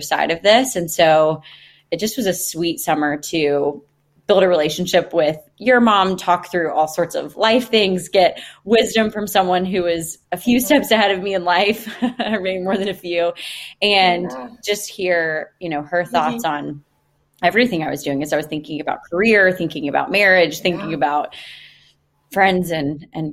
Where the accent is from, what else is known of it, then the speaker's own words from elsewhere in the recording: Greenville, South Carolina, United States; I'm from Greenville, South Carolina originally